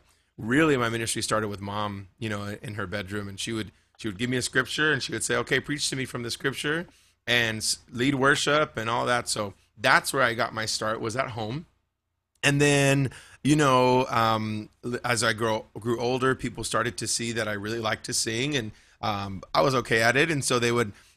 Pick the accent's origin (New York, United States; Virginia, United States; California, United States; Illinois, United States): California, United States; Bakersfield; Yeah, that's my hometown. Yeah, born and raised.